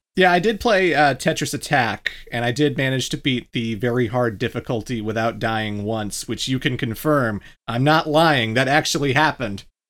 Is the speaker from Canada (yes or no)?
yes; Canada; I'm not American, I'm Canadian